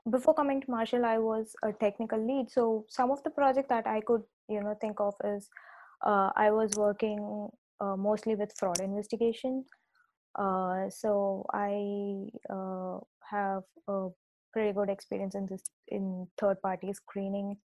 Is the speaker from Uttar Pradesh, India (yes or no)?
no; Chennai, Tamil Nadu, India; So I uh, grew up in uh, India and I come from the southern part of India um, I uh, uh, grew up in a place called Chennai, but then my dad was working at the bank.